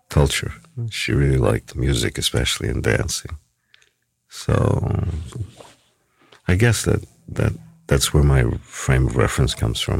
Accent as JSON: {"language": "English", "town": "New York City", "region": "New York", "country": "United States", "said": "Oh yeah, from New York City, yeah, for sure."}